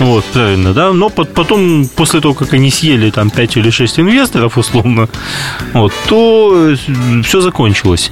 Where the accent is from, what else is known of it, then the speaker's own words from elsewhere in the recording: Riga, Latvia; moved away; ко мне на малую родину в город Ригу, столицу Латвии